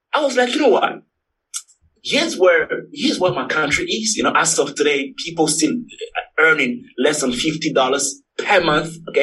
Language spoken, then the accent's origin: English; Togo; moved away; I'm originally from Togo, T-O-G-O. It's a little country in West Africa.